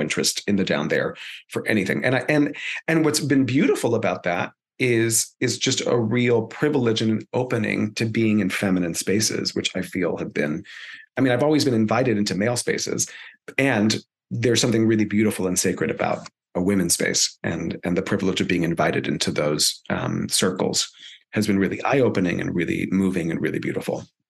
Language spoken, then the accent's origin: English; Miami, Florida, United States; first language Spanish; English is a second language; So I was born and raised in Miami, Florida, proud uh, son of Cuban immigrants and also grandchild of Spanish immigrants. Spanish is my first language.